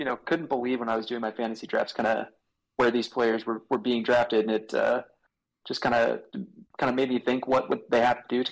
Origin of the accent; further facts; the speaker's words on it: Southern California, United States; moved away as an adult; now in Washington, D.C., United States; I'm originally from Southern California